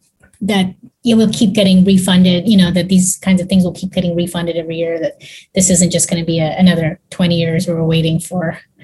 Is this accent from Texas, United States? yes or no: yes; Texas, United States; I'm from Texas. There would be no support for what I was doing if I was super political about it.